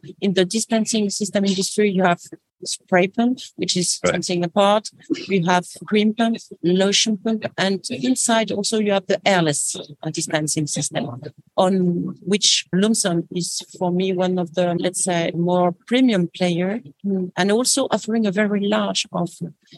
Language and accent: English; France; I'm French.